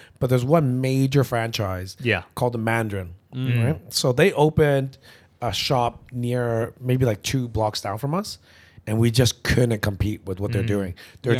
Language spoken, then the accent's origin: English; Toronto, Ontario, Canada; moved away as an adult; now in Hong Kong; I grew up in Canada. So a lot of us, you know, that grew up in Toronto together, we ended up moving here together as well.